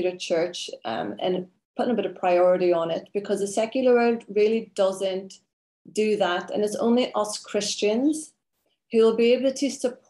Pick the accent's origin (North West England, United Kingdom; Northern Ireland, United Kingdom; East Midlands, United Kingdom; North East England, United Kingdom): Northern Ireland, United Kingdom; Derry; moved away; I grew up in Ireland, born there, and very in a very Catholic area